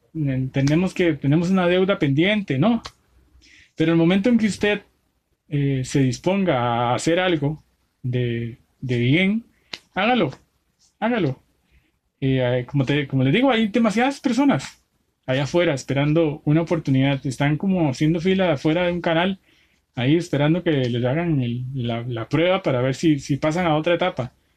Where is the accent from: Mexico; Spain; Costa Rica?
Costa Rica; yo que soy tico